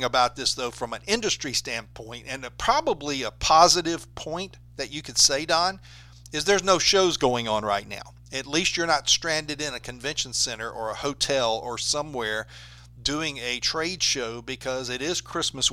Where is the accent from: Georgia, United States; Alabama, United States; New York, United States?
Alabama, United States; growing up in Alabama